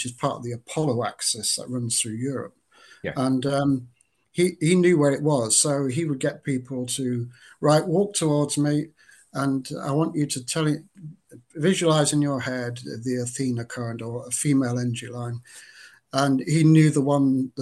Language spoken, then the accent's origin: English; Lancashire, North West England, United Kingdom; moved away as an adult; also born or lived in Cumbria; now in Dorset, United Kingdom; I'm from Lancashire, and I grew up until I was in my 30s in that Lancashire area, Cumbria. Then moved down to Dorset